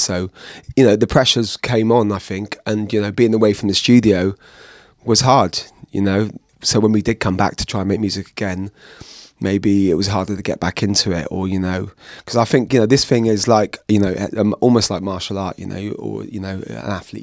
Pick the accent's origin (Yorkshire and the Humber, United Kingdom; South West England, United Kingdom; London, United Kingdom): South West England, United Kingdom; Bristol; growing up in Bristol, going to these house parties